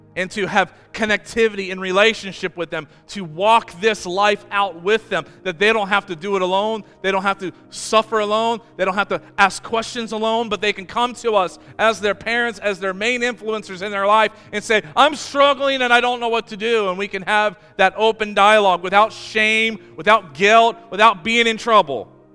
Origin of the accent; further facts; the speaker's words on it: Amish country in Ohio, United States; I grew up in Amish country in Ohio